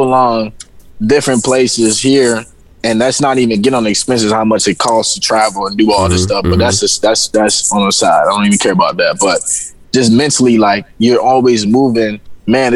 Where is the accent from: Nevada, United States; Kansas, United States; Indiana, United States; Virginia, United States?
Virginia, United States; moved away as an adult; also born or lived in Florida; I'm actually from Virginia